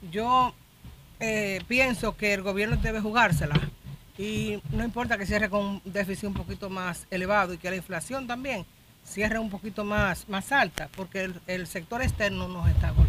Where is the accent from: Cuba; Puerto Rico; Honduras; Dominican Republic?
Dominican Republic; Nosotros somos dominicanos, ¿eh?